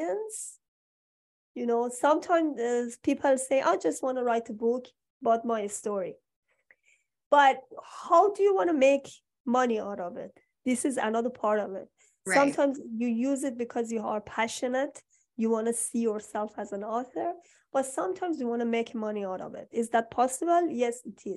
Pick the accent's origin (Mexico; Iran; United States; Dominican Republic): Iran; moved away; I'm from Iran.